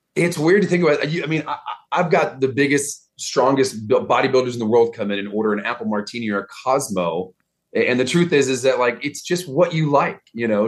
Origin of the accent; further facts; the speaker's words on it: Dallas, Texas, United States; accent: Texas; moved away; I'm from Texas, so I don't really have a strong Texas accent until I'm either talking to someone from back home